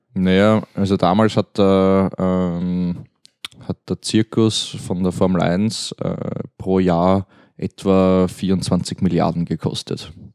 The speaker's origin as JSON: {"language": "German", "country": "Austria", "said": "als Österreicher"}